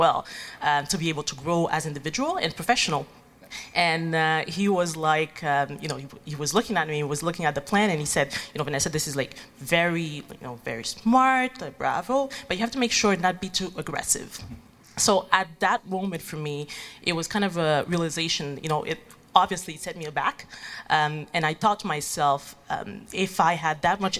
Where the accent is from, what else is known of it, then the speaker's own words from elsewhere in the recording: Haiti; moved away as an adult; now in Montreal, Canada; I'm originally from Haiti